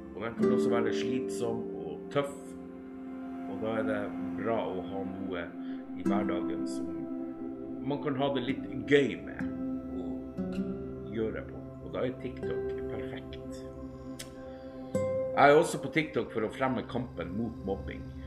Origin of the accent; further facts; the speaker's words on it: Alta, Finnmark, Norway; now in Tjeldsund, Norway; Jeg er opprinnelig fra Alta